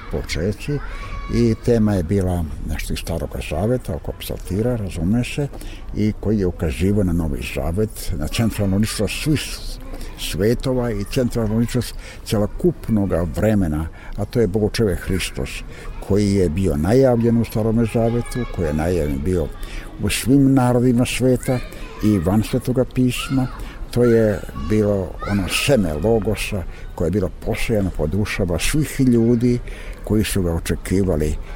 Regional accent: Šumadija, Serbia; now in Prizren, Kosovo; Iako sam rođen u Šumadičkom jednom velikom i lepom selu, a to su Mačkijevci, ipak mi je Prizren na neki način, to mi je drugi zavičaj

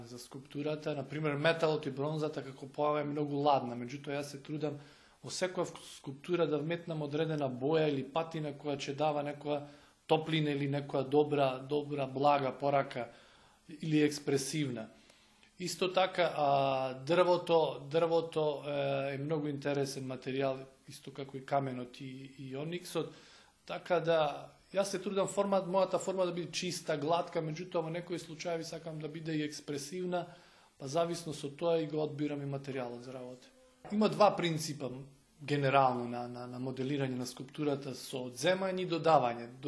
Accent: Makedonski Brod, North Macedonia; born or raised there; moved away as an adult; also born or lived in Skopje; now in Belgrade, Serbia

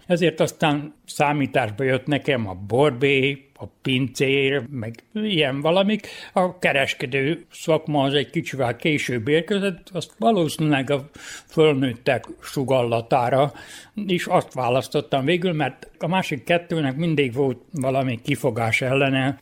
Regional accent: Bácsfeketehegy / Moravica, Vojvodina, Serbia; born or raised there

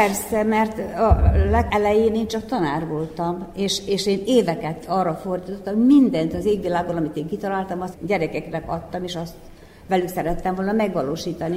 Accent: Skorenovac, Vojvodina, Serbia; Székelykeve, ahol születtem és ahol éltem

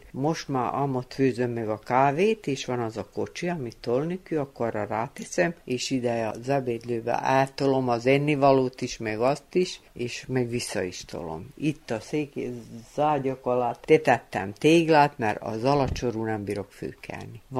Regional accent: Feketić, Vojvodina, Serbia; born there; Hegyesén születtem, Dedreába, miután fő, itt fejeztem be a osztályt.

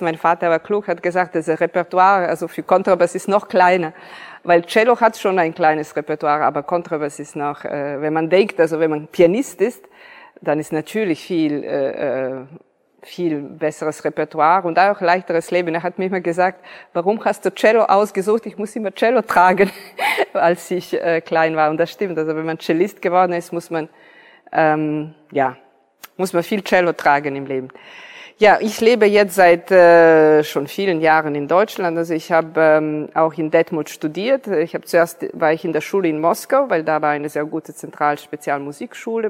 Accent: Niš, Serbia; moved away; ich bin hier in Serbien geboren.

